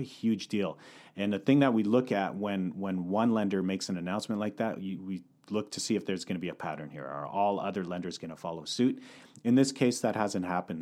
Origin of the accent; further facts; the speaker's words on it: Calgary, Alberta, Canada; now in North Vancouver, Canada; Born and raised in Calgary